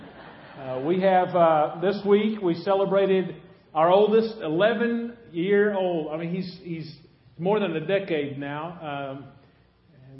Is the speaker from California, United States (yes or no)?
no; Anna, Illinois, United States; moved away; also born or lived in Golconda, Illinois; I'm from Anna, Illinois.